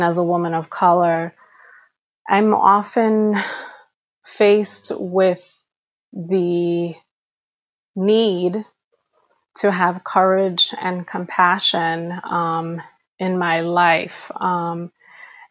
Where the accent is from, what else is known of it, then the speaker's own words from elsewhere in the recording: New York City, New York, United States; I am Afro-Dominicana, born and raised in New York City